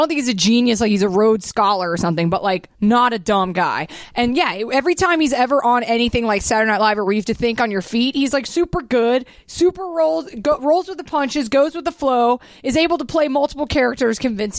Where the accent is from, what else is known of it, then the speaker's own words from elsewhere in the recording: the South, United States; We grew up in the South. We know country shit just by virtue of growing up in the South.